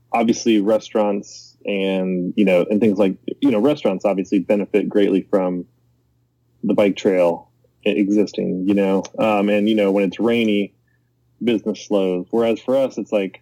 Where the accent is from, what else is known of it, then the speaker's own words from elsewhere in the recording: Middletown, Ohio, United States; I'm from Middletown.